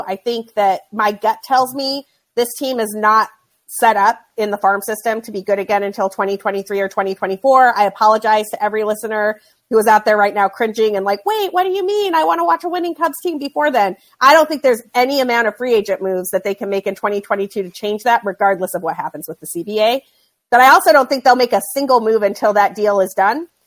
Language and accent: English; Utah, United States; moved away; I grew up in Utah